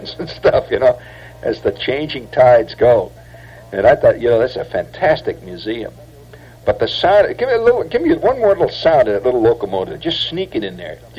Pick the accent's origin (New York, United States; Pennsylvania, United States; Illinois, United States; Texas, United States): Illinois, United States; Chicago; I'm from Chicago